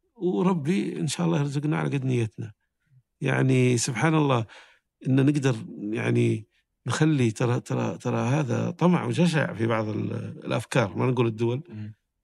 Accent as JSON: {"language": "Arabic", "country": "Saudi Arabia", "said": "كنت من السعودية"}